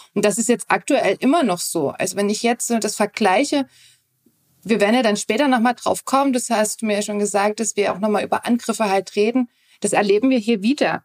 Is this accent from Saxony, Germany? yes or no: yes; Dresden, Saxony, Germany; also born or lived in Radebeul / Zittau; ich bin in Dresden groß geworden, beziehungsweise dann sind wir nach Radebeul rausgezogen